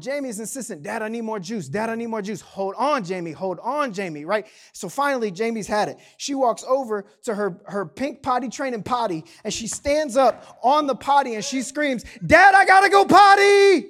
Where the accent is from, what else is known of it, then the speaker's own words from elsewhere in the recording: Canal Fulton, Ohio, United States; Like despite growing up in Canal Fulton, I know what you're thinking, but like only like 40% of us drove tractors to school.